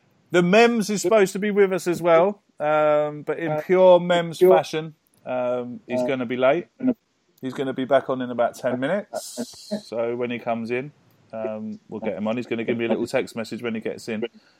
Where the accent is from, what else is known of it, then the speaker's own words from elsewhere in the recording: Cork, Munster, Ireland; my home team, my hometown club, a big shout out. Cork City